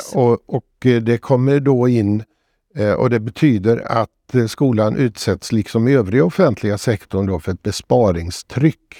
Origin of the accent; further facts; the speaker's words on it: Borås, Västra Götaland, Sweden; Jag växte upp i Borås